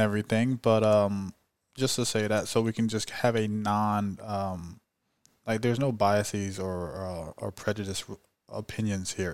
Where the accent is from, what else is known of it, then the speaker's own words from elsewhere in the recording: California, United States; I'm from California.